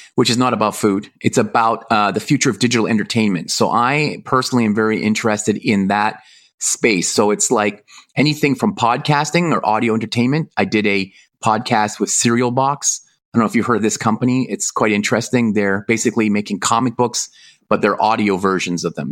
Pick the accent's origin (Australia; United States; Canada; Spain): Canada; now in Hong Kong; I'm from Canada, living in Hong Kong